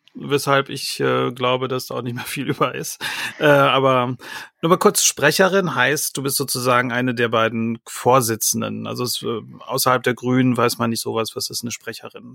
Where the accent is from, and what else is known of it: Ostwestfalen-Lippe, North Rhine-Westphalia, Germany